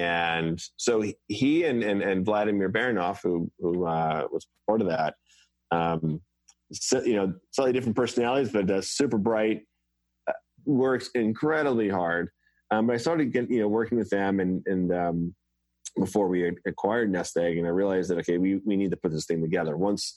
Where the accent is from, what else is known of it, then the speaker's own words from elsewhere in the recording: Cold Spring Harbor, Long Island, New York, United States; I grew up in Colesman Harbor on Long Island